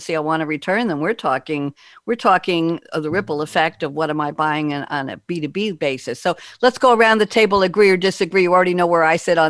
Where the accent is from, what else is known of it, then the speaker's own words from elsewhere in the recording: New York, United States; I'm from New York